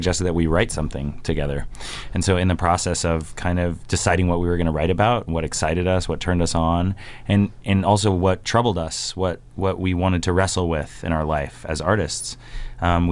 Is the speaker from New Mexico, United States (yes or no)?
yes; Taos, New Mexico, United States; my hometown of Taos, New Mexico, which is up north, almost to the Colorado border